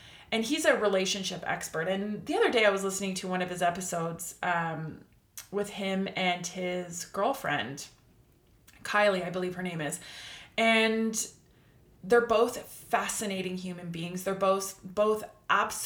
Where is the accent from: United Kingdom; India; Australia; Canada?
Canada; I'm Canadian